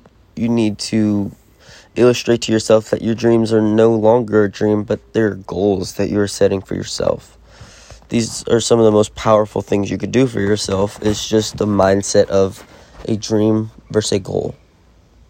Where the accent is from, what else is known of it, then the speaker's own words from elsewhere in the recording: North Carolina, United States; moved away; I'm originally from North Carolina